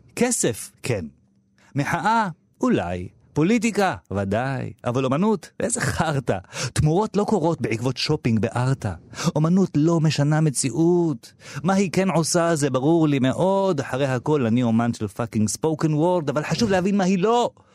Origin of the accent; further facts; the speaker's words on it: Petah Tikva, Central District, Israel; now in Tel Aviv, Israel; אני גדלתי בשעריה, שזו שכונה של תימנים בפאתי פתח תקווה